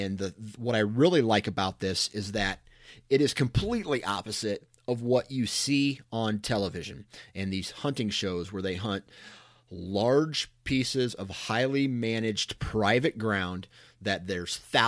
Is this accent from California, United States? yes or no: no; Iowa, United States; born there; I'm lucky that I was born in Iowa and I have access to some killer ground.